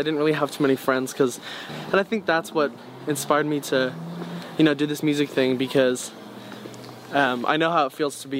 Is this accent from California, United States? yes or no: yes; San Francisco, California, United States; also born or lived in Cardiff, Wales / South London; Mostly growing up in San Francisco.